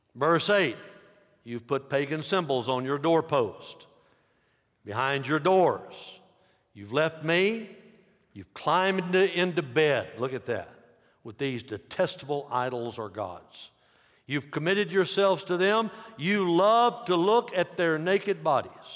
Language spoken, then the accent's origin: English; United States; I'm an American